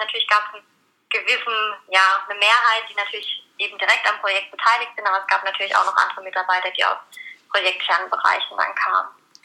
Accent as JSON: {"language": "German", "area": "near Landau", "region": "Rhineland-Palatinate", "country": "Germany", "also_born_or_lived": "Pforzheim", "said": "ich komme aus der Pfalz in der Nähe von Landau"}